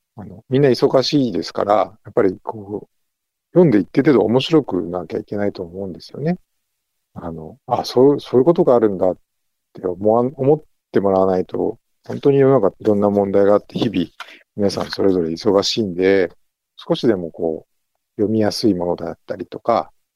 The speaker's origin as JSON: {"language": "Japanese", "region": "Yamanashi", "country": "Japan", "tie": "born or raised there", "moved": "yes", "lives_now": "Naha, Japan"}